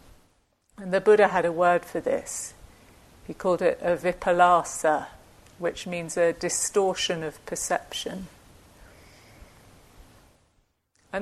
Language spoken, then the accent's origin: English; United Kingdom; I'm British